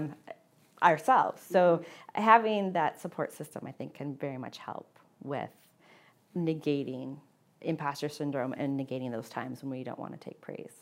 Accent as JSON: {"language": "English", "region": "Midwest", "country": "United States", "tie": "born or raised there", "said": "growing up in the Midwest"}